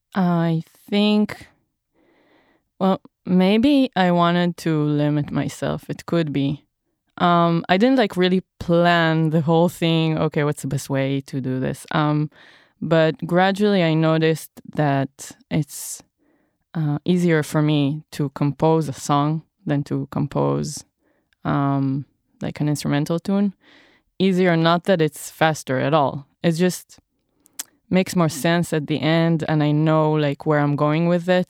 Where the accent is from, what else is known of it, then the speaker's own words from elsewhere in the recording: Israel; moved away; I'm from Israel